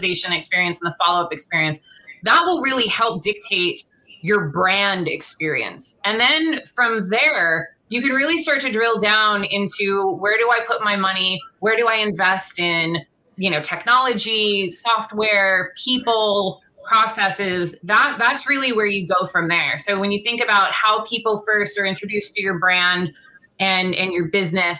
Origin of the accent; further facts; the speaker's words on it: Los Angeles, California, United States; I grew up here in Los Angeles